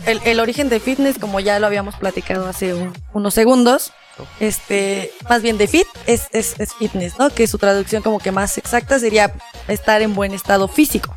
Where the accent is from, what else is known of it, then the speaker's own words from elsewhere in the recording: Mexico; somos mexicanos